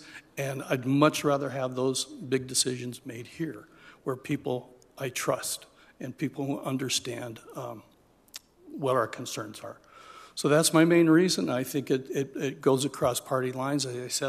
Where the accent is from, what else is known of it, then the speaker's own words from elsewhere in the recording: Colorado, United States; Colorado native, second generation, have two generations behind me, all living in Colorado. I grew up in Senator Gonzalez's district, but currently live in Senate District 19 and House District 24.